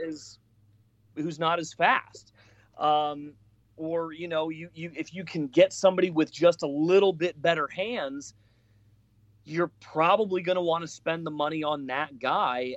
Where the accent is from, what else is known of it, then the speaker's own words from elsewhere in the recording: Colorado, United States; I'm from Colorado